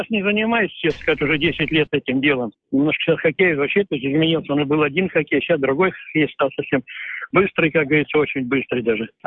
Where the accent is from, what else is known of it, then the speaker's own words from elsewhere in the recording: Sverdlovsk, Sverdlovsk Oblast, Russia; moved away; Хоть я и уехал из Свердловска, но все равно я до сих пор остался что родина у меня она есть, есть.